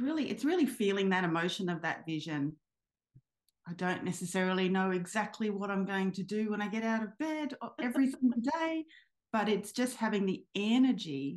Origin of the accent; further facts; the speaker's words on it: Sydney, New South Wales, Australia; I grew up in Sydney and I was at high school in Sydney